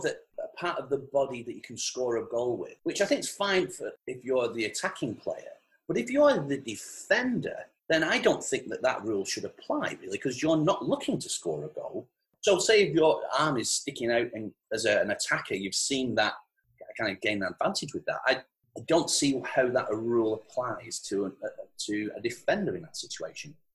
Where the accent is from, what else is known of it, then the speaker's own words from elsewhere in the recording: Farnworth, North West England, United Kingdom; whenever people ask me where I'm from, I'll always go Manchester. And then if they've heard of Manchester, I'll tell them I'm from Bolton. And if they've heard of Bolton, then I'll say I'm from Farnworth